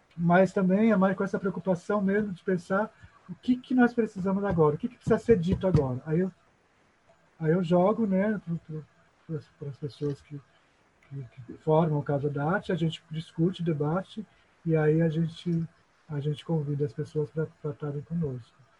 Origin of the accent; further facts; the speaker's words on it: São Paulo, Brazil; moved away as an adult; now in Maranhão, Brazil; na minha adolescência lá em São Paulo